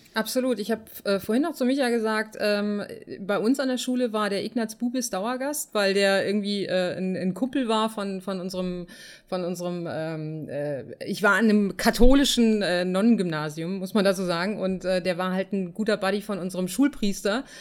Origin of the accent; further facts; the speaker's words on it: Germany; wir als Deutsche